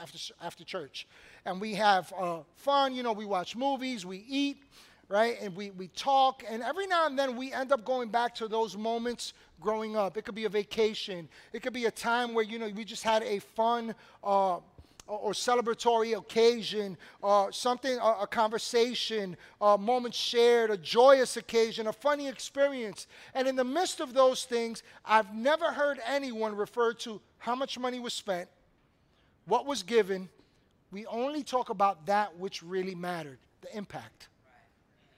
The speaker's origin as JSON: {"language": "English", "town": "New York City", "region": "New York", "country": "United States", "tie": "born or raised there", "also_born_or_lived": "Washington Heights, New York City", "said": "growing up in Brooklyn on the corner of Evergreen and DeKalb"}